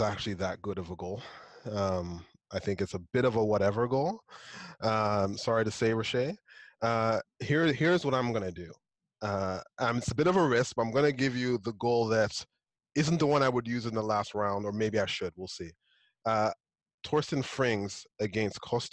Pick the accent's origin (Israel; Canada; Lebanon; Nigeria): Nigeria; moved away; also born or lived in Lagos; I'm Nigerian too